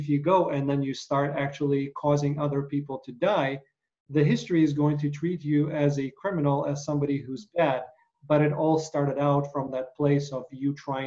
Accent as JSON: {"language": "English", "country": "Ukraine", "tie": "born or raised there", "moved": "yes", "said": "my relatives, again, growing up in Ukraine"}